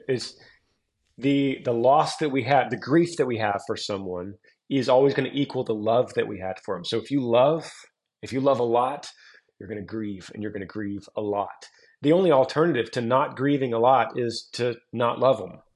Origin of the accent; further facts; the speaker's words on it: Texas, United States; growing up in Texas